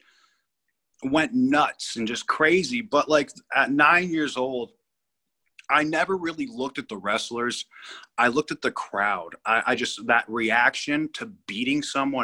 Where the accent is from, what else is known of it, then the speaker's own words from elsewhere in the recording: Malibu, California, United States; also born or lived in Brentwood, Los Angeles; now in Chicago, United States; We ended up moving to Malibu when I was seven